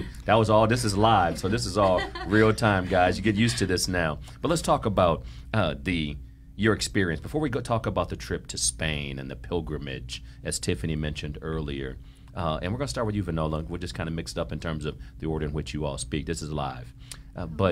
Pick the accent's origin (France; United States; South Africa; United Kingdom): United States; Ohio; now in Miami, United States; I'm from Ohio. I'm a brother from Ohio.